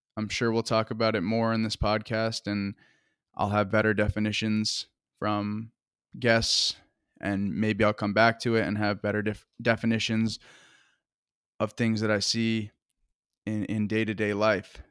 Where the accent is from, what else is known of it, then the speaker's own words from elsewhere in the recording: Woodstock, Vermont, United States; I'm from Woodstock, Vermont